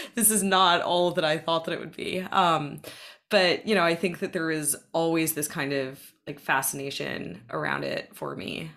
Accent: Boston, Massachusetts, United States; I grew up in the Boston area primarily um, from the age of, I guess, six years old or so onwards

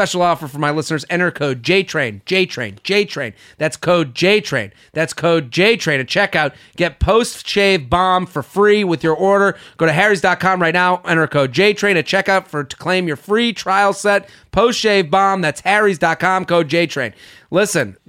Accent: Needham, Massachusetts, United States; moved away; I'm from Needham

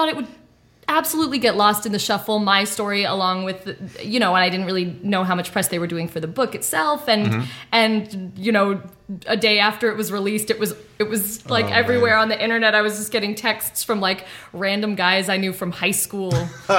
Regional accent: South Pasadena, California, United States; I did. I grew up in South Pasadena.

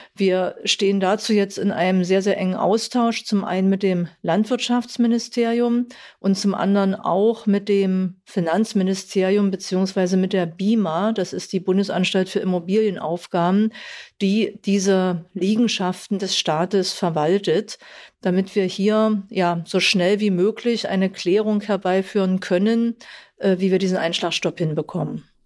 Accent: Saxony-Anhalt, Germany; ich komme aus Sachsen-Anhalt

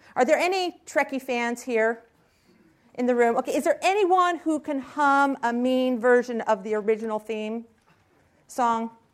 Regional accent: Silicon Valley, California, United States; I was raised here in Silicon Valley

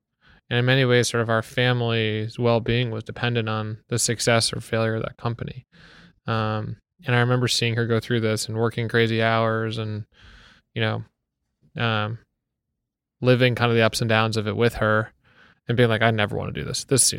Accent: Wellesley, Massachusetts, United States; born or raised there; moved away as an adult; now in New York, United States

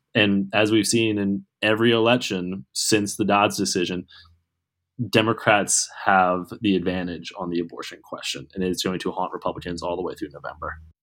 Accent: Pittsburgh, Pennsylvania, United States; my hometown, Pittsburgh

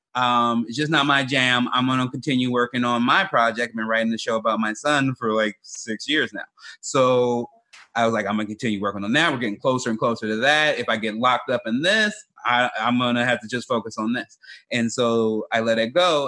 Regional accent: Chicago, Illinois, United States; moved away; also born or lived in Oregon; I grew up in South Side of Chicago and moved to Oregon

